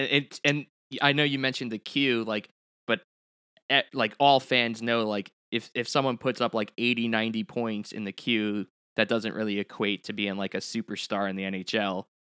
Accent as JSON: {"language": "English", "town": "Long Island", "region": "New York", "country": "United States", "tie": "born or raised there", "said": "obviously Tom and I grew up on Long Island where junior hockey doesn't really make its way into the Northeast."}